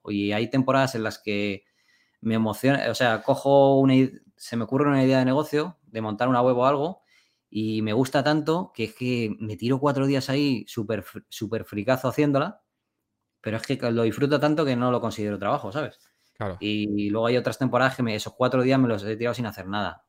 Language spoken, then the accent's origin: Spanish; Spain; moved away as an adult; me quería volver a España. Y me volví, y me volví a mi pueblo del que me fui.